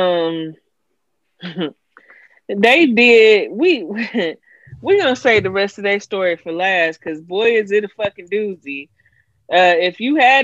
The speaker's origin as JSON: {"language": "English", "country": "United States", "said": "I'm black American"}